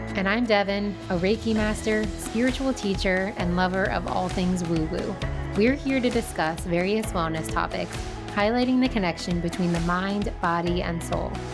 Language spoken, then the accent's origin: English; New Jersey, United States; growing up in New Jersey